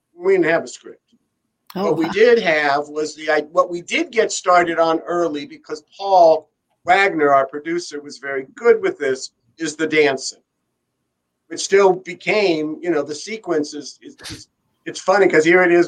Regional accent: Beverly Hills, California, United States; I am originally from Beverly Hills

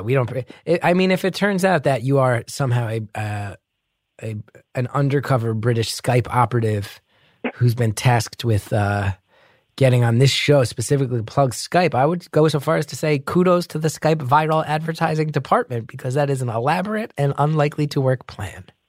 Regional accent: New Jersey, United States; accent: heavy New Jersey; I grew up with a very heavy New Jersey accent

